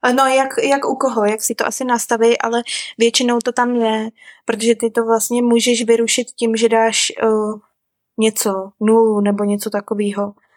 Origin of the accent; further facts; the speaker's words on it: Czechia; moved away as an adult; also born or lived in Vancouver, Canada; now in New Zealand; u nás v Čechách